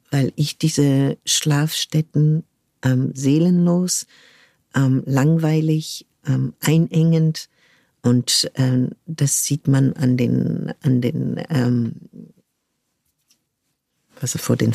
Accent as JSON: {"language": "German", "country": "United States", "tie": "born there", "said": "Ähm, ich bin zufällig in den USA geboren, weil mhm. mein Vater dort ein Jahr ähm, sein, sein PJ gemacht hat in einem Krankenhaus dort."}